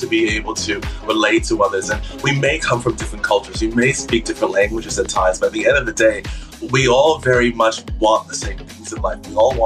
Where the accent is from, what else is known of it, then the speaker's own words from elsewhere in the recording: New York City, New York, United States; moved away as an adult; also born or lived in West Africa / Hong Kong / China; now in Australia; So I was born in West Africa. And then when I was about 3 years old, my family immigrated to the U.S. and we grew up in New York City for most of that time. So I call New York City officially home